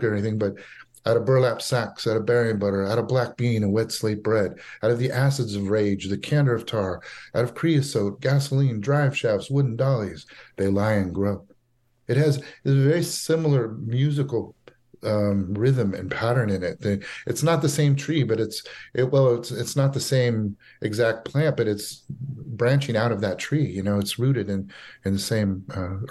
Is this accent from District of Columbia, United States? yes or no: no; Fresno, California, United States; different bands in Fresno, in my hometown.